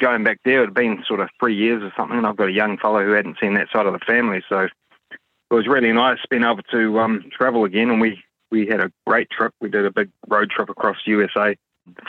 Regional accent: Auckland, New Zealand; I am from West Auckland

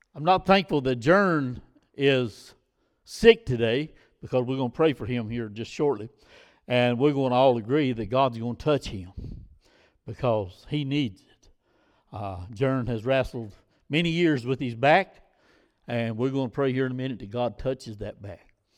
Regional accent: United States; our problem as American people

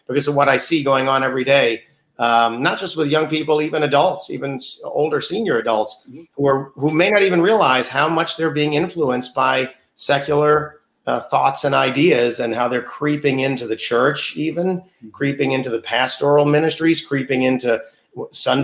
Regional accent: New York, United States; born and raised in New York

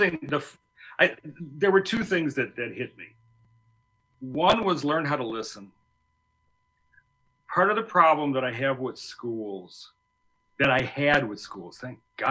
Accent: Elmhurst, United States; Stephen and I grew up together in Elmhurst

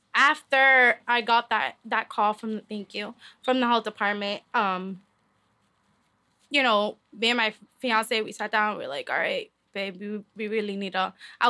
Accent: Lowell, Massachusetts, United States; You love your city. I'm from Lowell, Mass.

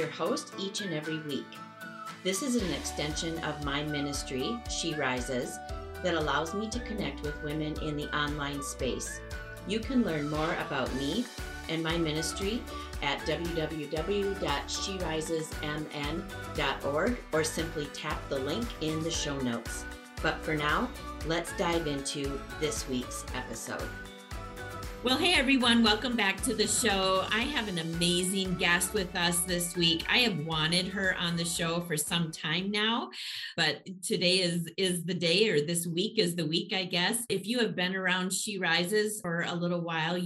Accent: Minnesota, United States; here in Minnesota, Karen, and being a Minnesota native

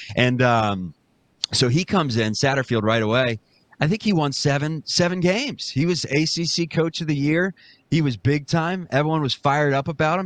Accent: Cincinnati, Ohio, United States; growing up in Cincinnati

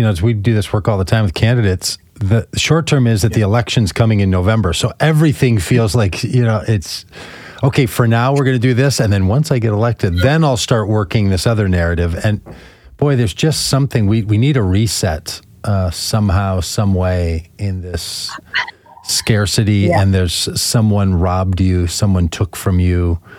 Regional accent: United States

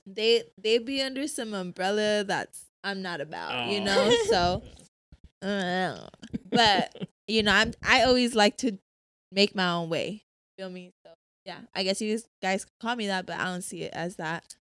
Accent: San Diego, California, United States; born or raised there

